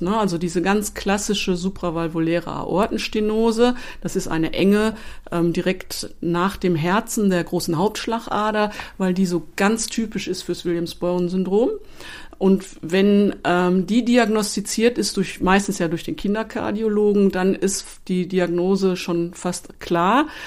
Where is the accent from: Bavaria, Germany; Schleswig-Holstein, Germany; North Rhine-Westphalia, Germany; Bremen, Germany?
North Rhine-Westphalia, Germany; Duisburg; Ich bin gebürtige Duisburgerin, bin dann im Hause geblieben